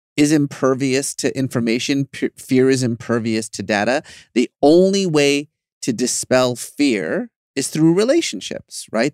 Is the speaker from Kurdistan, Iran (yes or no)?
no; Tehran, Tehran Province, Iran; now in Los Angeles, United States; I was born in Iran